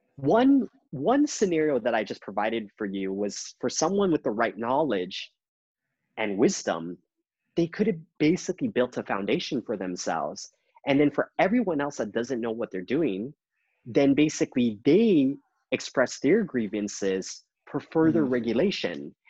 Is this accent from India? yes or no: no; Canada; I, I've come as a Canadian